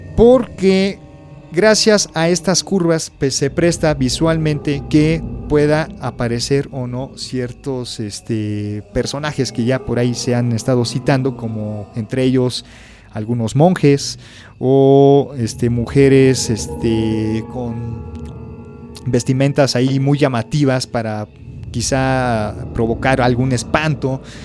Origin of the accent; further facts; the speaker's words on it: Mexico; como mexicanos